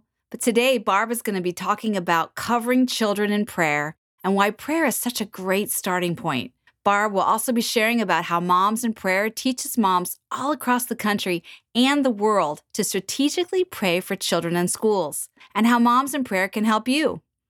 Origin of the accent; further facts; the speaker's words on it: Pennsylvania, United States; I'm from Pennsylvania too